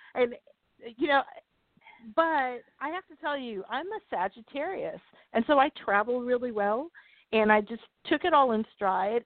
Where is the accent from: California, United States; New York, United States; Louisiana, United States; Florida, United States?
Florida, United States; the place I grew up here in Florida